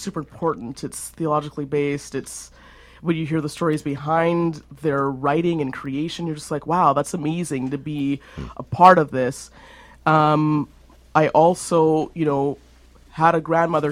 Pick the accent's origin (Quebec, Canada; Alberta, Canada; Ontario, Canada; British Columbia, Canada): Alberta, Canada; being caramel complected and growing up in Alberta